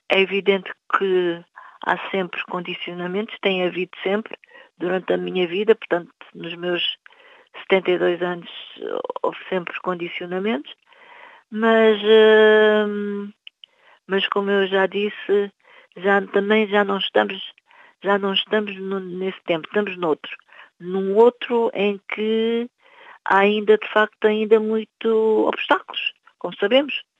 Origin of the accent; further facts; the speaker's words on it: Cape Verde; now in Portugal; os meus irmãos em Cabo Verde